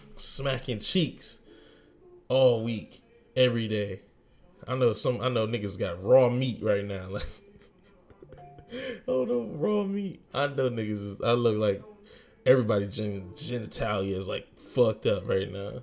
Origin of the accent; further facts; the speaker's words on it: Virginia, United States; moved away; I'm from Virginia, of course, VA 757, baby.